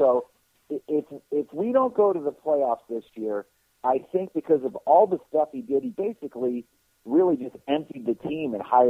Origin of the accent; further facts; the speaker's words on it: Philadelphia, Pennsylvania, United States; born there; because I was born in Philly, my dad was born in Philly, my mom's from Philly, all my aunts and uncles and cousins.